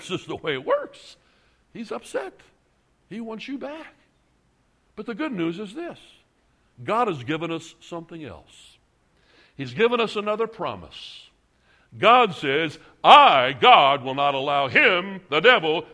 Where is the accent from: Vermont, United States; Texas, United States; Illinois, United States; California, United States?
Illinois, United States; Chicago; I come from Chicago